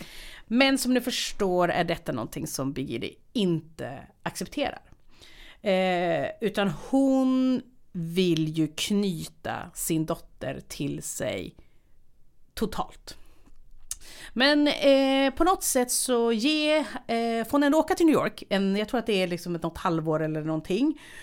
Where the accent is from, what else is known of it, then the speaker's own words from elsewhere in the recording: Härnösand, Västernorrland County, Sweden; moved away as an adult; also born or lived in Uppsala; när jag flyttade från Härnösand till Uppsala